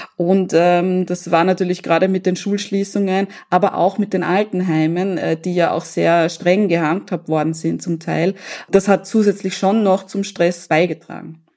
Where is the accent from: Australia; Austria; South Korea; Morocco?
Austria; bei uns in Österreich